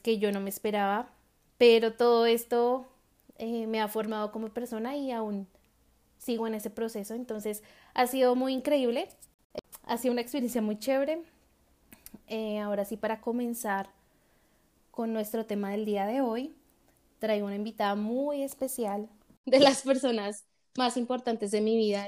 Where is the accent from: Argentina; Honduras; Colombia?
Colombia; Bogotá; moved away as an adult; now in Colorado, United States; Yo nací en Colombia, en la ciudad de Bogotá, tengo 27 años. Actualmente estoy viviendo en Estados Unidos, en el estado de Colorado.